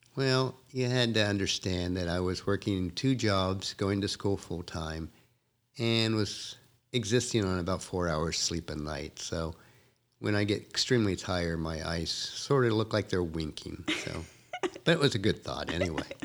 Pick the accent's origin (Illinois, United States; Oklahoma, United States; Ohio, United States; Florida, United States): Ohio, United States; I was raised in more on the East Coast and was born and raised in Ohio